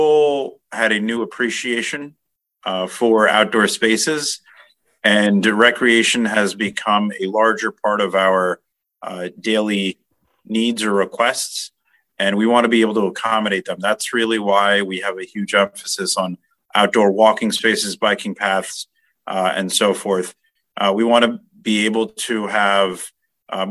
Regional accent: Edison, New Jersey, United States; I was born and raised in Edison my whole life.

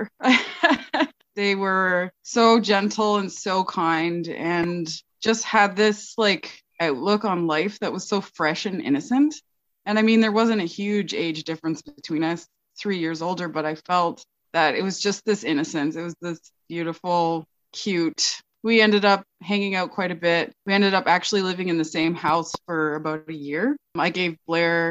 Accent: Toronto, Ontario, Canada; also born or lived in Guelph, Ontario; now in Fort St. James, Canada; I'm from Toronto

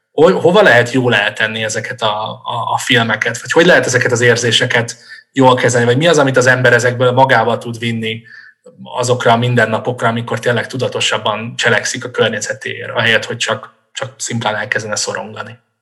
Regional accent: Budapest, Hungary; városi gyerekként, mondjuk Budapesten felnőve

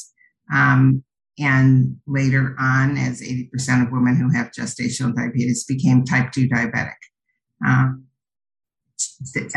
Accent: New York, United States; moved away as an adult; also born or lived in Cleveland, Ohio; now in Isla Mujeres, Mexico; I grew up in New York, but okay. Home for the last 40 years has been Cleveland, Ohio

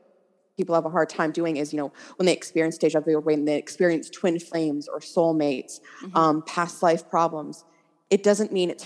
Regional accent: Stratford, Ontario, Canada; So I'm from Stratford, as we talked about before.

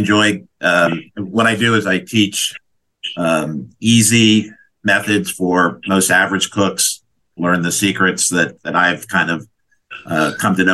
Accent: Washington, District of Columbia, United States; My parents owned restaurants in my hometown of Washington, D.C., when I was growing up long time ago.

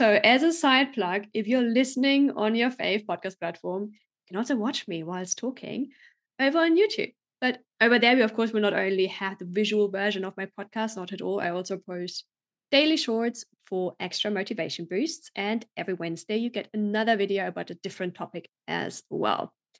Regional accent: Germany; I grew up in Germany, visited high school there, did my A-levels

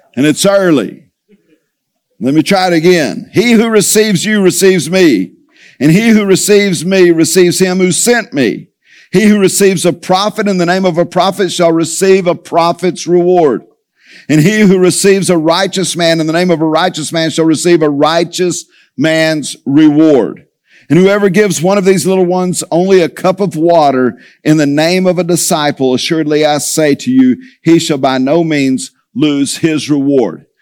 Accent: Tulia, Texas, United States; moved away; I grew up in Tully, Texas

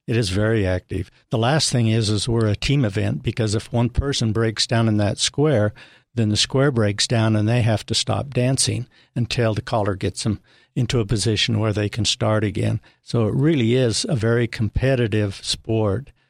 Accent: northern Utah, United States; I'm a native Utahn from northern Utah and moved down, uh, here in nineteen ninety-two

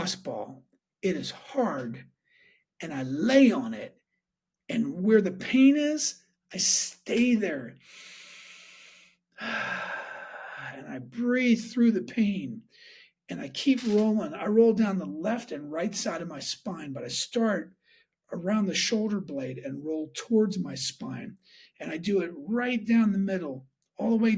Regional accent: Pittsburgh, Pennsylvania, United States; moved away; Went back for my nephew's wedding to Pittsburgh, my hometown where I grew up.

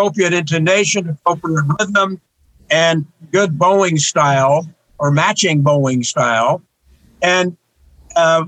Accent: northern Wyoming, United States; now in Tucson, United States; I was the first classically oriented musician in my hometown in northern Wyoming

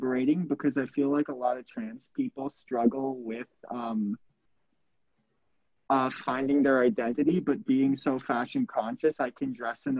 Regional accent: West Coast, United States; moved away; I'm from the West Coast, born and raised

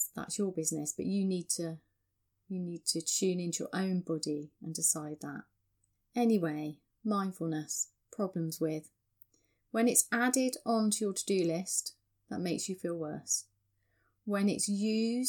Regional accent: England, United Kingdom; that's just how we are as English people

